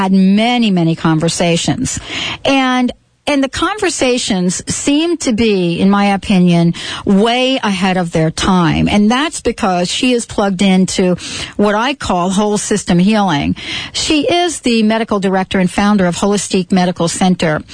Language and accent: English; New Jersey, United States; growing up in Jersey, right? Growing up in New Jersey